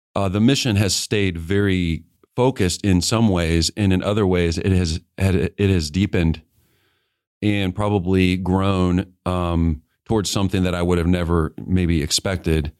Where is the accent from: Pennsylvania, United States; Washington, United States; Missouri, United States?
Missouri, United States; Kansas City; I grew up in Kansas City and yeah. um, moved there when I was in fourth grade